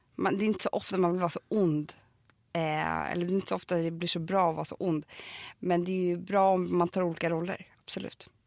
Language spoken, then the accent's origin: Swedish; Stockholm, Stockholm County, Sweden; jag är uppväxt på Söder. Jag är från Södermalm.